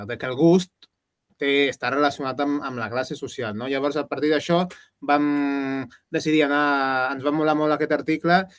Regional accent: Gandia, Valencian Community, Spain; amb una productora de, així que de gent que som de la Gandia

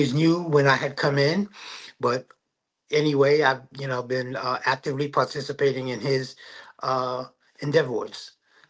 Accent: New York City, New York, United States; now in Oakdale, New York, United States; I'm from Oakdale, New York, in Long Island. And I grew up in an apostolic church in Manhattan, in Harlem. I've been going to church ever since I was around 6 years old.

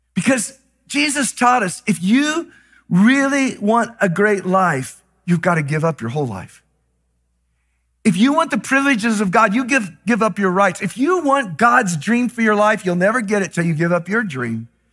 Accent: Texas, United States; I was raised in Texas

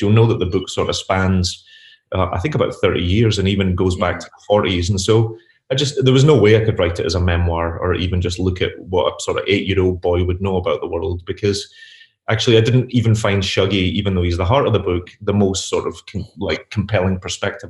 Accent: Glasgow, Scotland, United Kingdom; moved away as an adult; also born or lived in Pollok, Glasgow; now in New York, United States; But I'm Glaswegian. I grew up, I was born and raised in Sight Hill and then all throughout the East End

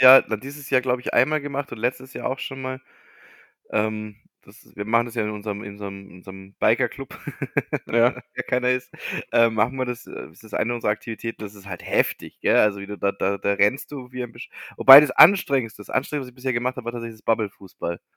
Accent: Bavaria, Germany; bei uns in Bayern

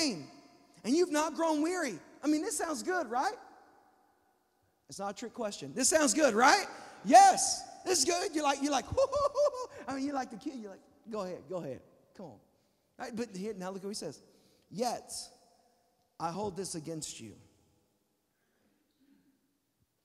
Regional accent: Texas, United States; I'm from Texas

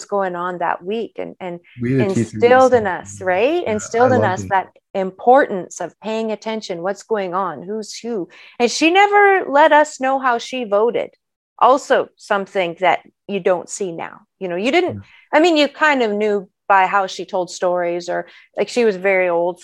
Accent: Peace River, Northern Alberta, Canada; also born or lived in Fort McMurray; now in Sherwood Park, Canada; I'm an Alberta girl, born and raised. Most of my life, both child and adult, was spent in Northern Alberta. I grew up on the Peace River side of the province

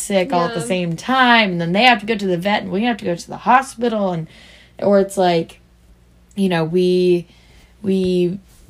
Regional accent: Missouri, United States; We're from Missouri

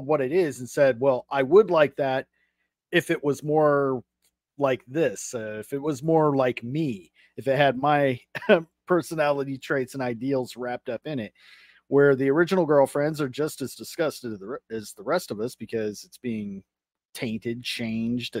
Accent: Las Vegas, Nevada, United States; also born or lived in Arkansas / Oklahoma; not born, but raised. I lived most of my life here in Vegas

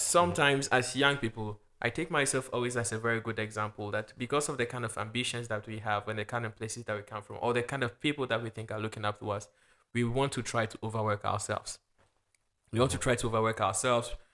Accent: Ghana; also born or lived in Luxembourg; now in France; I'm a Ghanaian

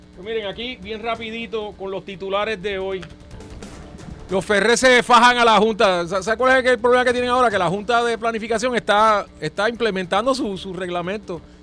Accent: Trujillo Alto, Puerto Rico; los dos somos de Trujillo

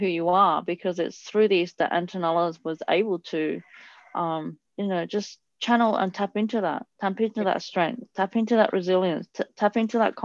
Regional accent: Italy; I grew up in Italy and I had quite firm parents

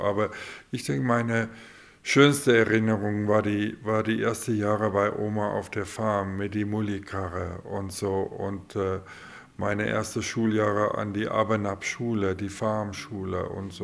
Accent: Grootfontein, Otjozondjupa, Namibia; ich bin vierte Generation Hurt Rotfontäner

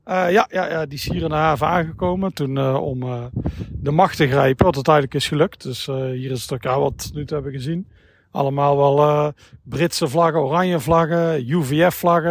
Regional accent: Tilburg, North Brabant, Netherlands; kom uit Tilburg

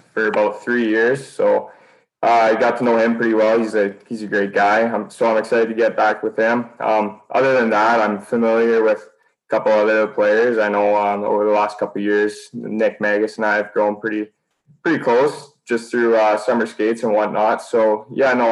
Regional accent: Sherwood Park, Alberta, Canada; I grew up playing in the Sherwood Park Arena

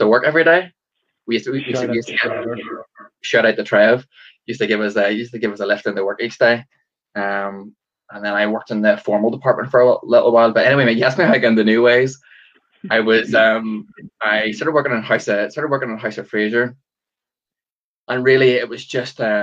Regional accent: Antrim, Northern Ireland, United Kingdom; growing up in Antrim

